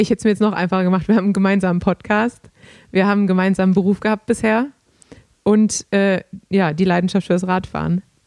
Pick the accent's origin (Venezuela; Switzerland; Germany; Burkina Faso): Germany; als Deutscher